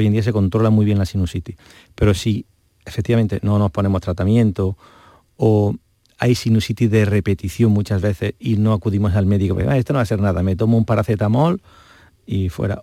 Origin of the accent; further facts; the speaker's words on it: Montoro, Andalusia, Spain; yo soy de Córdoba, aprovecho, de un pueblo de Córdoba muy precioso